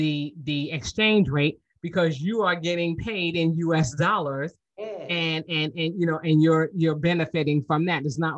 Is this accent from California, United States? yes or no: no; New York, United States; now in Georgia, United States; I'm from New York. I moved to Georgia. 13 months after I moved to Georgia, I bought a house. I would have never been able to do that back home in New York because the cost of living was so high.